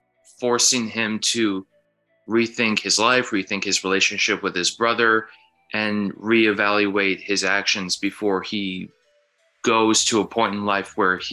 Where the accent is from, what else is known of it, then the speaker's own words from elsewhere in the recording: Minnesota, United States; I am a filmmaker from Minnesota